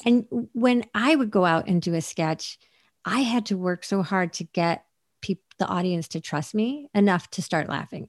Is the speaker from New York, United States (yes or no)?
yes; Syracuse, New York, United States; moved away as an adult; also born or lived in Portland / Los Angeles; Syracuse was like a very, is a, was a very Rust Belt depressed town when I, when I was growing up there